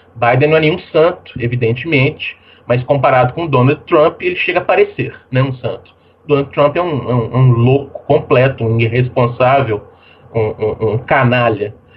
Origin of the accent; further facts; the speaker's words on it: Brazil; como todos nós, né, que nascemos no Brasil